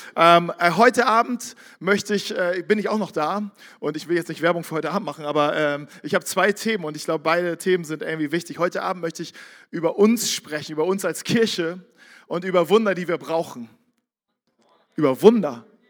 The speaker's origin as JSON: {"language": "German", "town": "Barmstedt", "region": "Schleswig-Holstein", "country": "Germany", "tie": "born or raised there", "said": "Ich komme aus Barmstedt, nördlich von Hamburg."}